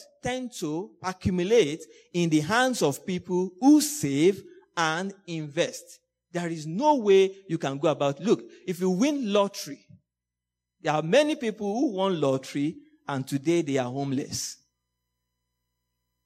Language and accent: English; Nigeria; moved away as an adult; also born or lived in Hong Kong; I'm a Nigerian. And I always remember, I think 2013, when I was about leaving Nigeria, I was going to Hong Kong.